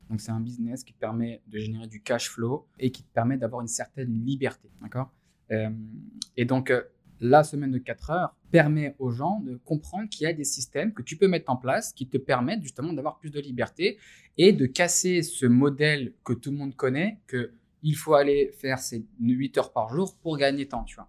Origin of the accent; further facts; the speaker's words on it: France; en tant que Français, alors en tant que musulman français